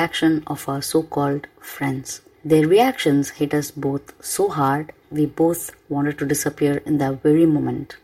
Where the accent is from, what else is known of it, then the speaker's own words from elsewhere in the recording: Chennai, Tamil Nadu, India; first language Tamil; English is a second language; my hometown, Chennai City